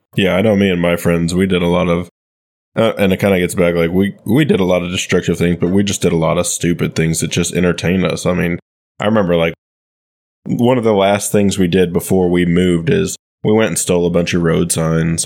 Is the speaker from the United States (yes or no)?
yes; Michigan, United States; growing up in Michigan, our family owned a small golf course